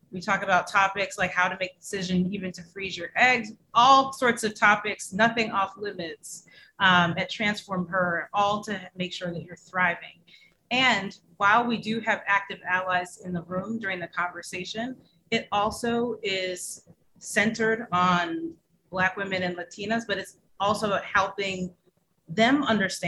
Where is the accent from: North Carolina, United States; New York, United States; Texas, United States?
New York, United States; upstate; also born or lived in Jamaica; I am from upstate New York and also the island of Jamaica